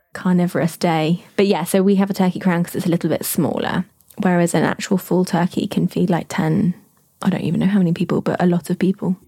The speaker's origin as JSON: {"language": "English", "country": "United Kingdom", "said": "as British people"}